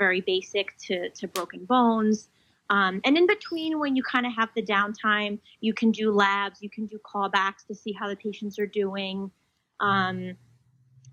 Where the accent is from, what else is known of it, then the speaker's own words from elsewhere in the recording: New Jersey, United States; I'm from New Jersey